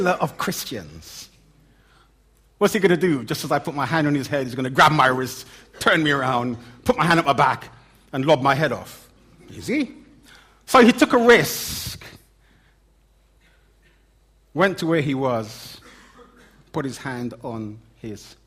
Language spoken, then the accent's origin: English; London, United Kingdom; accent: Cockney; my Cockney accent